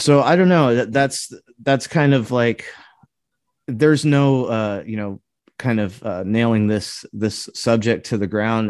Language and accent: English; California, United States; now in Midwest, United States; where I grew up in California